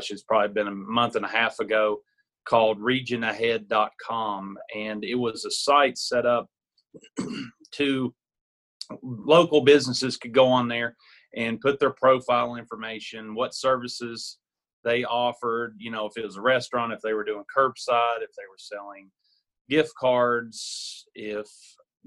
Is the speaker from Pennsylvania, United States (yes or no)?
no; Kingsport, Tennessee, United States; also born or lived in Knoxville / Jonesborough; My wife and I are originally born and raised in Kingsport.